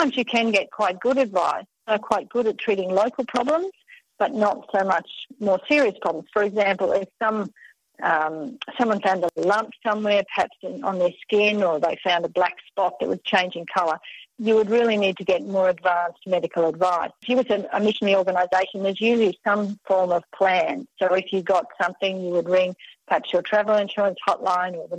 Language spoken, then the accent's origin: English; Australia; accent: Australian; my Australian accent